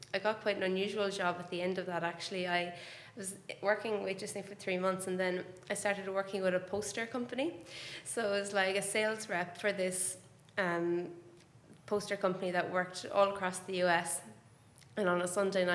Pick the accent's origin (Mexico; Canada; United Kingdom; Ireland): Ireland; moved away as an adult; also born or lived in Boston; I'm from Ireland, if you haven't picked that up already by my accent. And I lived there my whole life until I was 22.